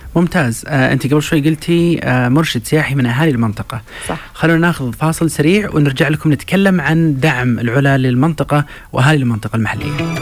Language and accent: Arabic; Saudi Arabia; انا كسعودي